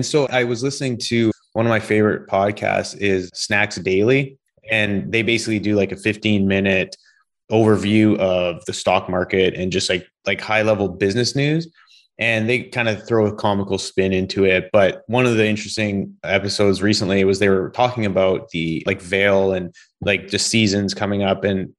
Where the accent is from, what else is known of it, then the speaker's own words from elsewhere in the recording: British Columbia, Canada; I've never done backcountry growing up in British Columbia.